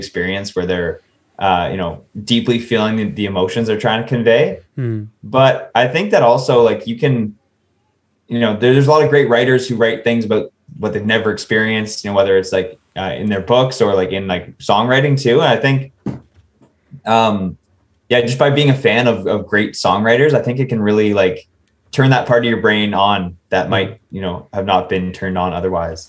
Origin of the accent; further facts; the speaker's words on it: Ontario, Canada; in Canada and in my province, Ontario